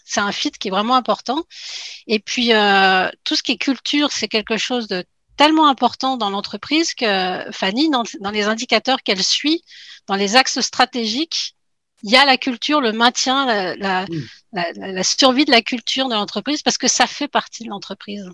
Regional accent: France; moved away as an adult; now in Quebec, Canada; je suis une Française qui est arrivée il y a 11 ans au Québec, puis euh, bien décidée à y rester

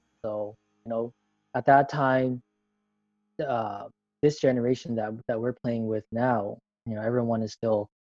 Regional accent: Vancouver, British Columbia, Canada; I'm from Vancouver, Canada.

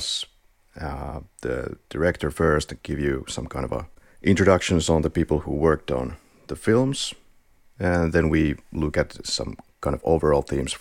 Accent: Finland; accent: Finnish rally accent; English is a second language; we are from Finland

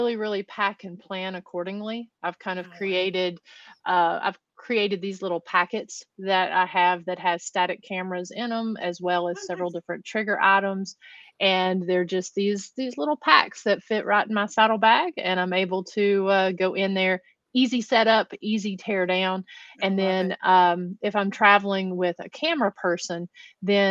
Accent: Huntsville, Tennessee, United States; I grew up here in the Appalachian Mountains of East Tennessee

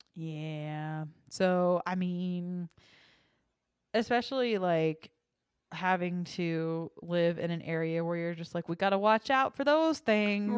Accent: Texas, United States; now in Colorado, United States; I'm from Texas

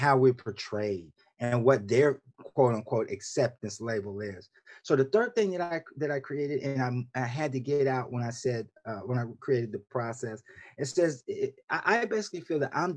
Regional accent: Columbus, Ohio, United States; moved away as an adult; also born or lived in West Coast / Washington, D.C.; now in Laurel, Maryland, United States; was born and raised in Columbus, Ohio, diehard Buckeye through and through

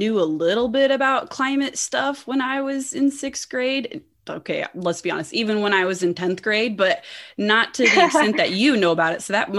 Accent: Indiana, United States; moved away; also born or lived in Florida; I grew up in Indiana where we have tornadoes and that's a normal thing for us. And then I lived in Florida for a few years where hurricanes were quite the event.

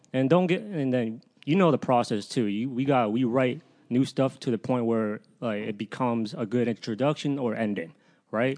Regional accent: Fairfax, Virginia, United States; I grew up, I grew up around Northern Virgi, Northern Virginia, Fairfax, all my life

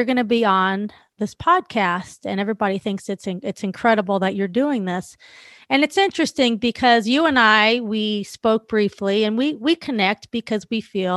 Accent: California, United States; I'm from California

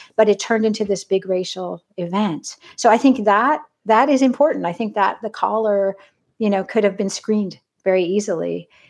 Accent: California, United States; I grew up in California

